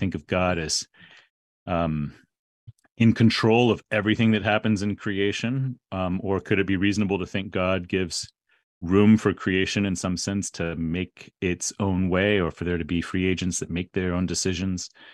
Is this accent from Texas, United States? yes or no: yes; San Antonio, Texas, United States; I grew up in San Antonio, Texas